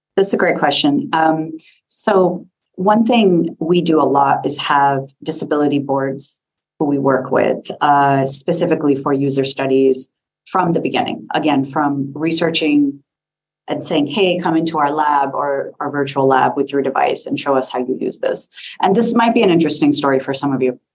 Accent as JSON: {"language": "English", "country": "United States", "accent": "American", "said": "I'm an American"}